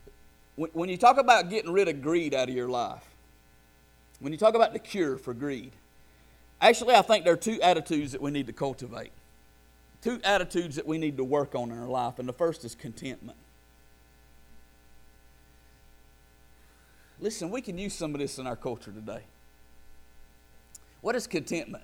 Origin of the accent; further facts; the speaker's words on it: United States; we are as American Christians